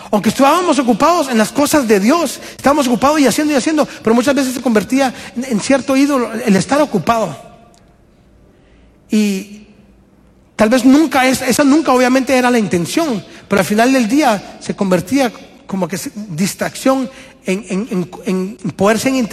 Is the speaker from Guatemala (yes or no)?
yes; Guatemala; moved away as an adult; Alison y yo y la familia venimos de Guatemala hace año y medio casi.